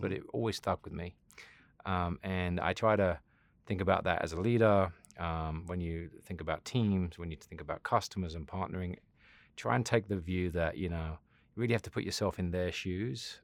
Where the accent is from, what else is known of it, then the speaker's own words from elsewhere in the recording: South West England, United Kingdom; moved away; I grew up in England. Um, Southwest England